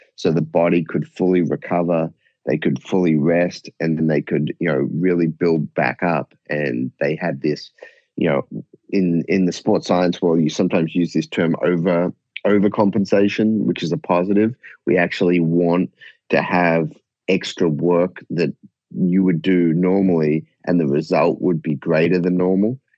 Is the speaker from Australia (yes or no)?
yes; Australia; I was fortunate growing up in Australia.